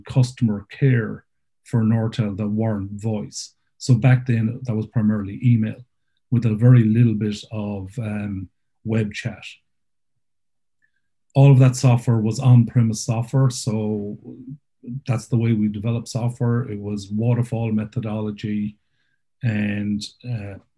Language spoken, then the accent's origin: English; Claremorris, Connacht, Ireland; moved away as an adult; also born or lived in Cork; originally I'm from Claremorrison, County Mayo